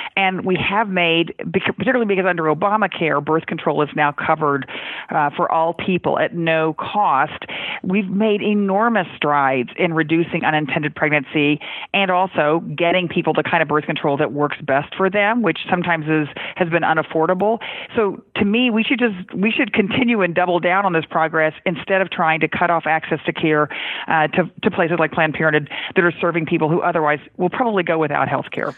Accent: Texas, United States; my home state of Texas

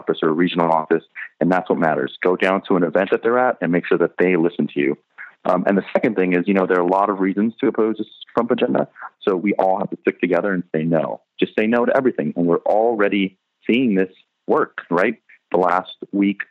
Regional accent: California, United States; moved away; I'm from California originally.

